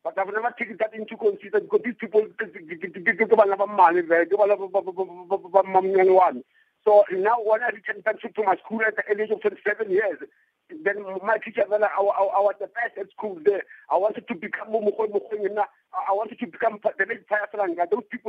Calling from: Polokwane, Limpopo, South Africa; I'm calling from Mulejimunyane, Polokwane, Johannesburg. I was born in 1972

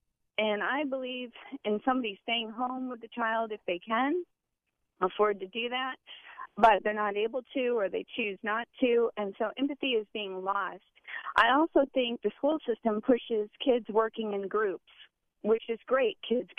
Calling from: Valrico, Florida, United States; I'm actually a teacher of 24 years, and I'm actually from the Valrico area

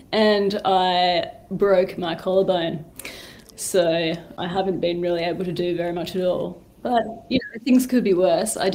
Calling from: Hobart, Tasmania, Australia

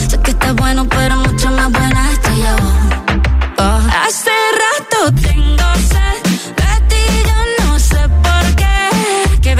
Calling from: Valencia, Valencian Community, Spain; de Valencia

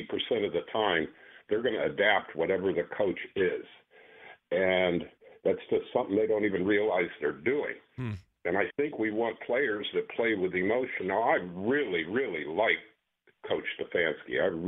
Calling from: Perry Heights, Ohio, United States; Perry Heights.

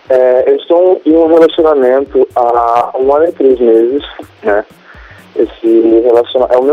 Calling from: Guarujá, São Paulo, Brazil; falo aqui

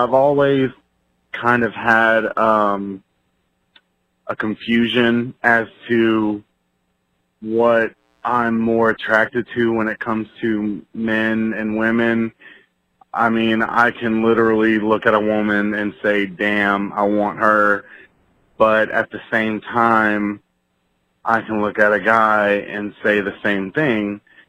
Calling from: Houston, Texas, United States; I'm calling from Houston, Texas.

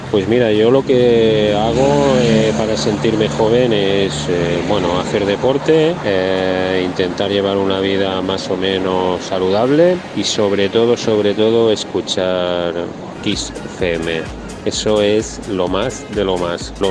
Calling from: Blanes, Catalonia, Spain; Hola, equipo Play … de Blanes.

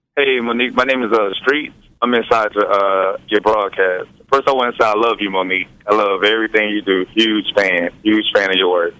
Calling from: Houston, Texas, United States; I'm calling from Houston, Texas

